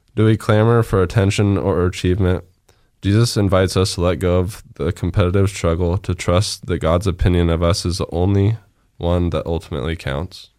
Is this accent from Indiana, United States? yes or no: no; Nampa, Idaho, United States; born and raised in Nampa